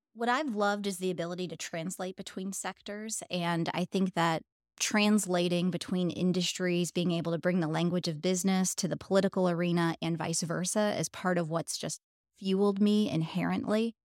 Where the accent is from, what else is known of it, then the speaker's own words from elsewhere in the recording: Pennsylvania, United States; moved away as an adult; now in Indianapolis, United States; I was born in Indianapolis, although I grew up primarily in Pennsylvania